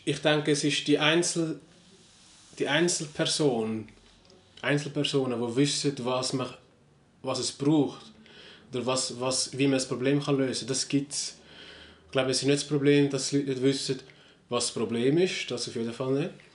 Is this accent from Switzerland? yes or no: yes; Switzerland; bei uns in der Schweiz